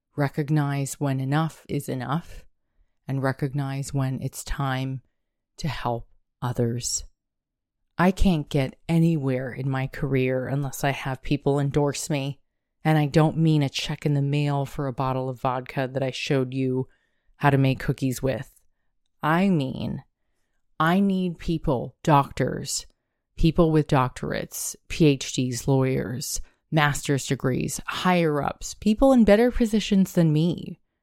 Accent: United States

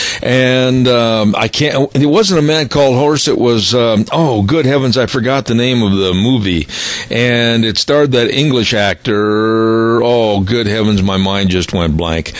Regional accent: Fort Atkinson, Wisconsin, United States; my hometown in Wisconsin, Fort Atkinson, Wisconsin.

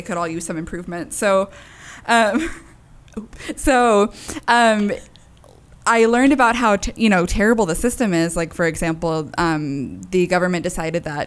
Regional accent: Fort Hood, Texas, United States; moved away as an adult; now in Nebraska, United States; I'm from Texas. My mom, like I said, is from Puerto Rico. My dad is Mexican. We've always lived in Texas

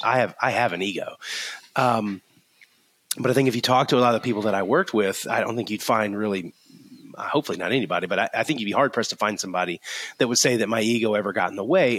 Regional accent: Florida, United States; now in Alabama, United States; I grew up in Florida

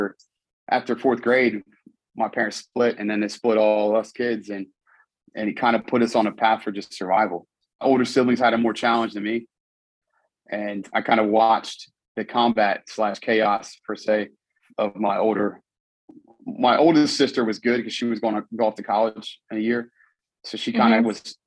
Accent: Charlottesville, Virginia, United States; I grew up in Charlottesville, Virginia

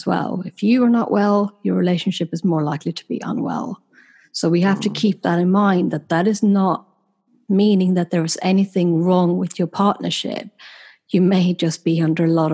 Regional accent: Sweden; moved away as an adult; now in United Kingdom; having been born and raised in Sweden and then having moved to the UK about 10 years ago

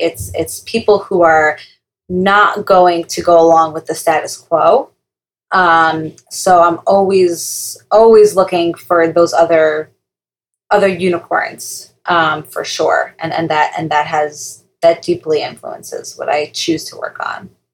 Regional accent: Long Island, New York, United States; now in Teaneck, United States; I'm from Long Island, New York

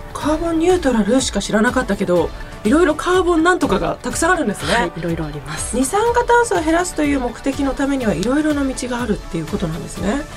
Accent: Niigata, Japan; now in Tokyo, Japan; 私の地元新潟

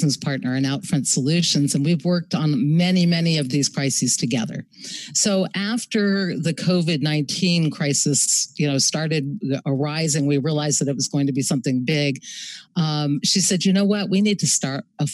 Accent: Los Angeles, California, United States; moved away as an adult; also born or lived in New York City; I grew up in Venice Beach, California

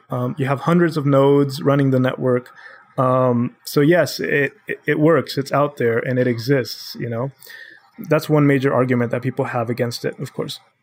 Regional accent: Honduras; moved away as an adult; now in United States; I'm born and raised in Honduras, uh, my whole family is there

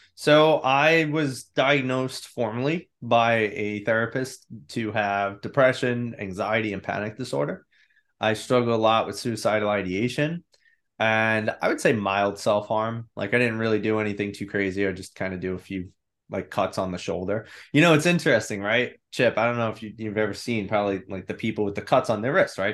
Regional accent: New York, United States; I grew up in New York. I'm still here.

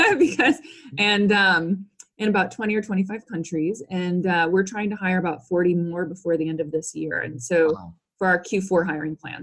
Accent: St. Louis, Missouri, United States; I'm from St. Louis, Missouri originally, and my parents are both business people

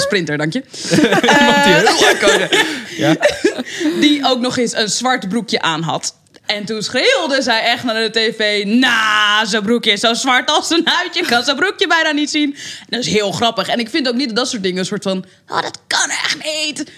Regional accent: Amsterdam, North Holland, Netherlands; En ik ben opgegroeid in de Belmer.

